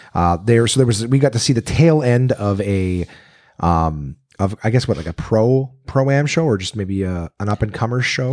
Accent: Canada; now in United States; I'm a Canadian

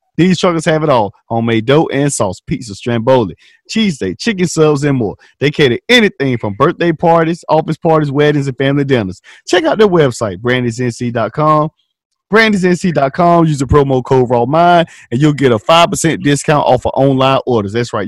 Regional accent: Tarboro, North Carolina, United States; I'm from Tarboro, North Carolina

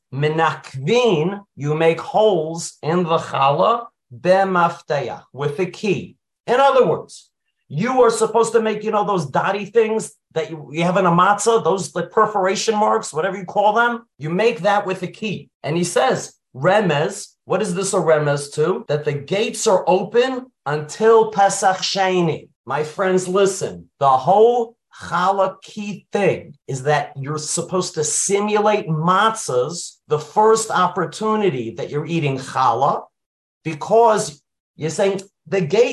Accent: New York City, New York, United States; I grew up in Brooklyn. I lived near Bar Park

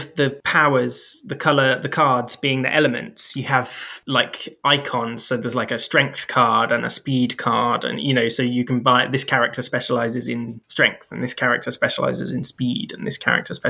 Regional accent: United Kingdom; because we're British.

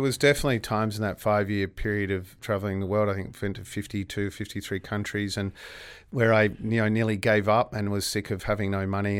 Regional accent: Perth, Western Australia, Australia; I grew up in Gooseberry Hill and went to Gooseberry Hill Primary School, then to Guildford Grammar for high school

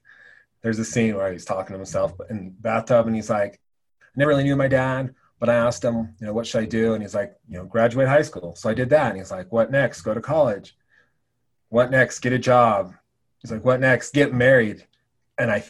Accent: Oregon, United States; moved away as an adult; now in Wyoming, United States; Growing up in Oregon, University of Oregon was probably my first choice

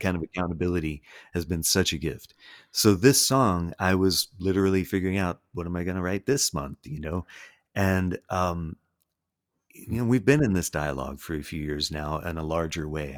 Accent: the South, United States; I grew up here

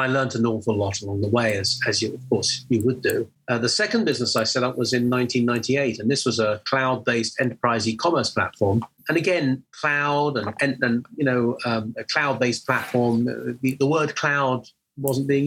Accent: England, United Kingdom; you can hear that I'm an English guy based in the UK

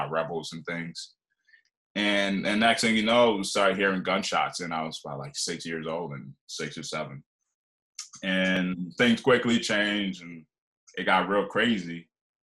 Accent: Liberia; moved away; also born or lived in Philadelphia, Pennsylvania / Scranton, Pennsylvania; I grew up in West Africa in Liberia

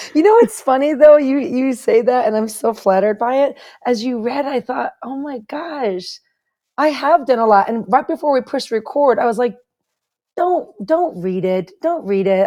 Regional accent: Chicago, Illinois, United States; moved away; also born or lived in Kansas; when I was growing up in Chicago

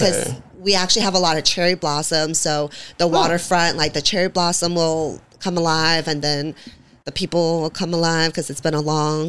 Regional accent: United States; So for me, it's like, I'm American.

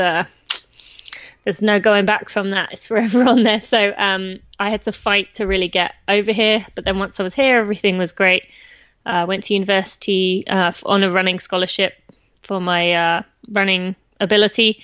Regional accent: England, United Kingdom; moved away as an adult; also born or lived in California; now in Lexington, United States; I'm from England, just north of London

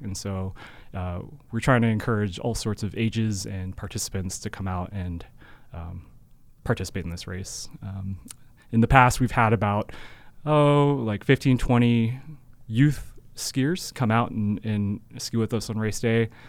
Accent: Seattle, Washington, United States; moved away as an adult; also born or lived in Utah; now in Cache Valley, United States; I'm originally from Seattle and, um, I grew, was fortunate enough to grow up skiing

